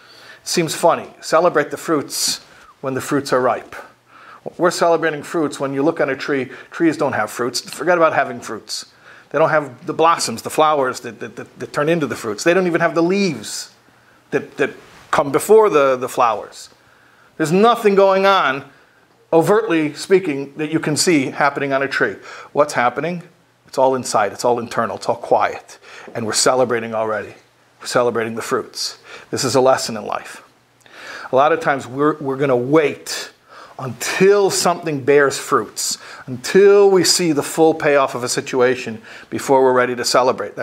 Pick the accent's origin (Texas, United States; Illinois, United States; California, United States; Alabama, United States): Illinois, United States; Chicago; When I was a kid growing up in Chicago